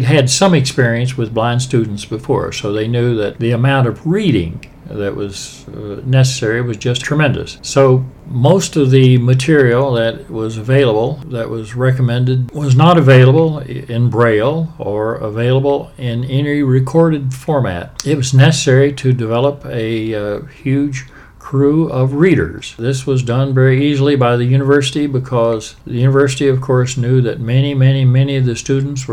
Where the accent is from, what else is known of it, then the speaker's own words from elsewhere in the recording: Appalachia, United States; moved away as an adult; also born or lived in Chicago; now in Washington, D.C., United States; I was a penniless lad from Appalachia